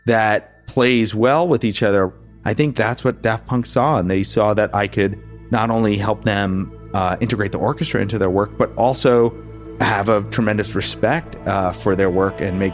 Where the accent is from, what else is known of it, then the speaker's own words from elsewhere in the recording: Jersey City, New Jersey, United States; I'm from Jersey City, New Jersey, right outside of New York